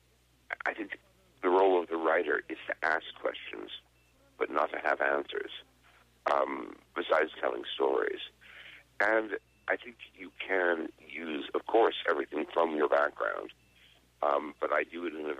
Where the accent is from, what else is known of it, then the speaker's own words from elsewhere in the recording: United States; moved away as an adult; also born or lived in Dublin, Ireland / London, United Kingdom / Paris, France; I lived out of America for 33 years, first in Dublin, then in London, and then I commuted between London and Paris